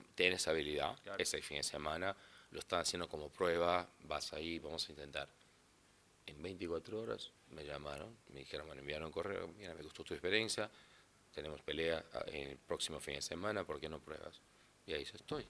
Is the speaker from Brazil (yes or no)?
yes; southern Brazil, Brazil; first language Portuguese; Spanish is a second language; also born or lived in Florida, United States; yo soy de los tres estados abajo a San Pablo. yo digo que soy de la Filadelfia de Brasil